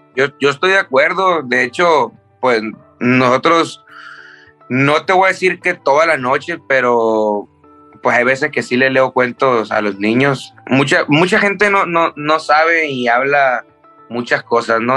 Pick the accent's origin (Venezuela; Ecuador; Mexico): Mexico; Tijuana, Baja California; also born or lived in Culiacán, Sinaloa, Mexico; me siento de Tijuana porque me crié en Tijuana